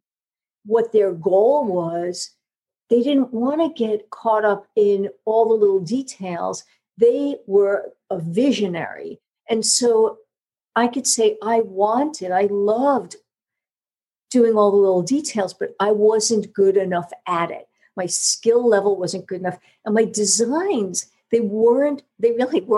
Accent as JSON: {"language": "English", "region": "New York", "country": "United States", "accent": "New York", "moved": "yes", "lives_now": "Georgia, United States", "said": "my New York accent, you know, being from the North"}